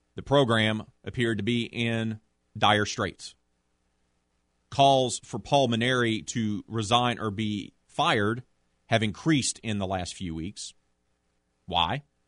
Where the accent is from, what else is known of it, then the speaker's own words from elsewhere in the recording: Prairieville, Louisiana, United States; growing up in the Greater Baton Rouge area, Prairieville to be exact, as a kid in the late eighties, early nineties